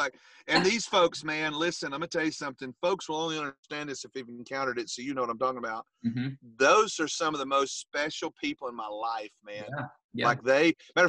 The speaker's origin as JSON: {"language": "English", "region": "Western North Carolina mountains", "country": "United States", "tie": "born or raised there", "moved": "as an adult", "lives_now": "Rutland, Vermont, United States", "said": "I was raised in North Carolina, mountains of North Carolina, like the Western North Carolina"}